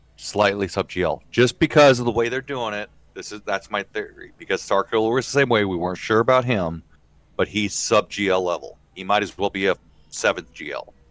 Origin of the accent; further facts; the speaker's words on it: Midwest, United States; I'm from the Midwest